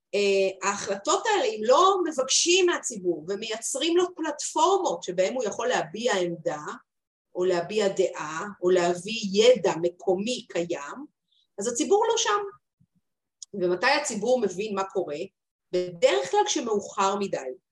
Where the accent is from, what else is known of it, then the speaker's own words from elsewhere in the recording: Haifa, Haifa District, Israel; אני חיפאית